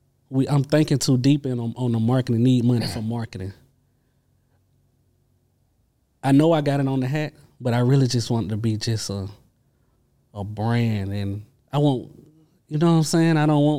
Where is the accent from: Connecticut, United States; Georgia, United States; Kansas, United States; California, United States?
Georgia, United States; LaGrange; because I'm from LaGrange, Georgia.